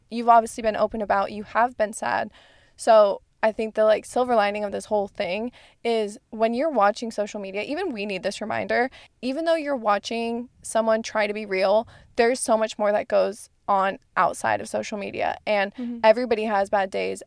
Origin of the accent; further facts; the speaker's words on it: Arizona, United States; moved away; I'm from Arizona, the fog is not a thing